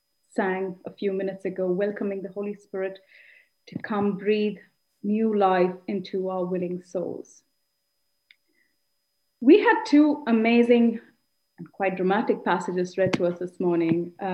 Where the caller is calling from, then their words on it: Eindhoven, North Brabant, Netherlands; I'm speaking from Eindhoven.